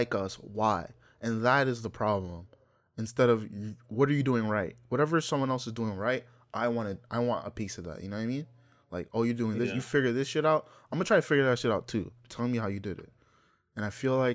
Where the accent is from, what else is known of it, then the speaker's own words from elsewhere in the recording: Nigeria; moved away; I am Nigerian.